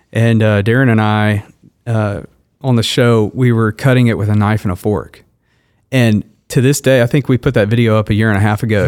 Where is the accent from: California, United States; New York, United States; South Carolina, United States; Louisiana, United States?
Louisiana, United States; Shreveport; moved away as an adult; now in Wichita, United States; I grew up in Shreveport, Louisiana, so I was, I was born there, lived there